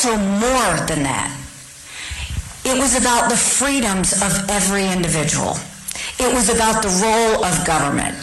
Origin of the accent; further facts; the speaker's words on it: the South, United States; as a Southerner